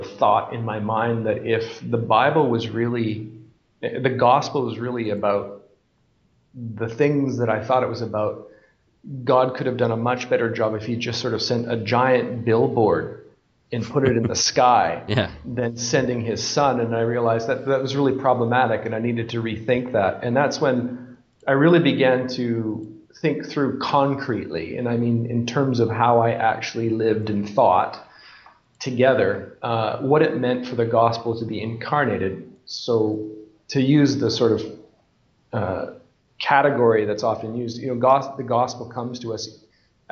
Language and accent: English; Canada; moved away as an adult; also born or lived in Scotland; now in Bolivia; I'm from Canada